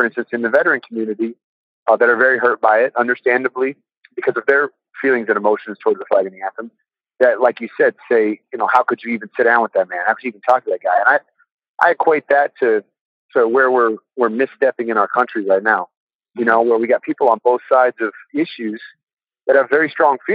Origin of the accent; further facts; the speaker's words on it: California, United States; moved away as an adult; also born or lived in Austin, Texas; I'm from California. Grew up there.